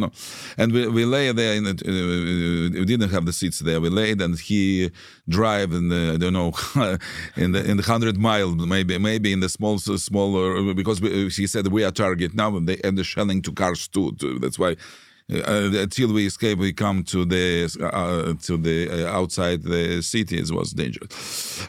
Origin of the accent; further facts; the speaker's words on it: Saint Petersburg, Russia; English is a second language; moved away as an adult; also born or lived in Israel; now in Kyiv, Ukraine; I was born in Russia. I was born in Leningrad. And at f-, first twenty years I lived there